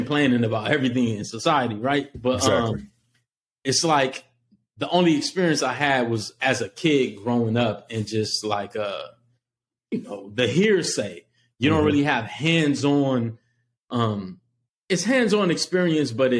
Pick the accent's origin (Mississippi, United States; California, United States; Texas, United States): California, United States; Los Angeles; I'm a kid from Los Angeles during like the crack epidemic